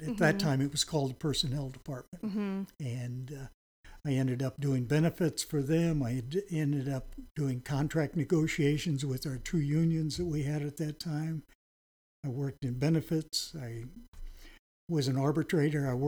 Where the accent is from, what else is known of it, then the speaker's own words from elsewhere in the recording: Murphysboro, Illinois, United States; moved away as an adult; also born or lived in Chicago, Illinois / New York City; I grew up in Murfreesboro, Illinois